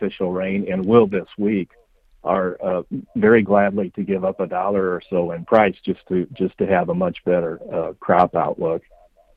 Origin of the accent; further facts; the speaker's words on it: Nebraska, United States; My home state of Nebraska